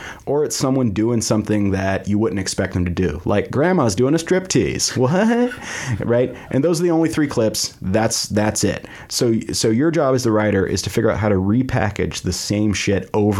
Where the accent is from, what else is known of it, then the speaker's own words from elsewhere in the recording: United States; also born or lived in Canada; I was 6 months old when we moved to the States.